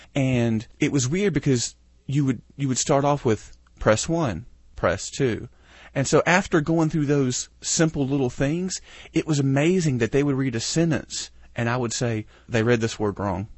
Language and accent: English; United States; being American